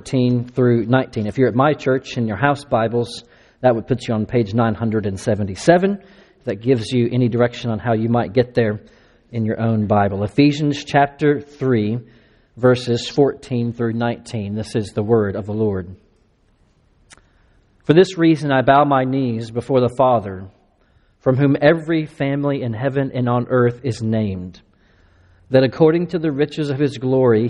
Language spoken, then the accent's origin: English; Latexo, Texas, United States; moved away as an adult; also born or lived in Hong Kong, China; now in Austin, United States; I grew up in East Texas outside of Crockett, Texas. I grew up in a little town called Latexo